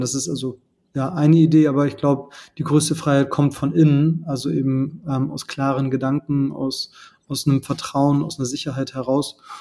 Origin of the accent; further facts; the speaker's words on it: Germany; bei uns in Deutschland